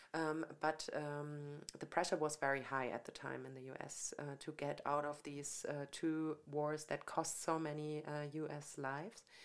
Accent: Franconia, Bavaria, Germany; moved away as an adult; also born or lived in Munich; I came from Franconia

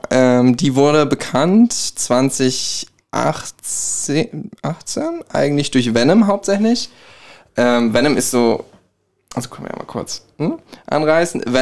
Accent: Gelnhausen, Hesse, Germany; Ich komme aus Gelnhausen.

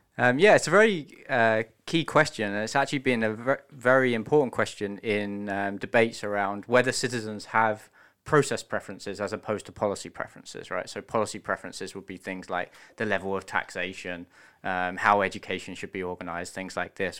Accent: United Kingdom; accent: British; I'm British, you may be able to tell from the accent.

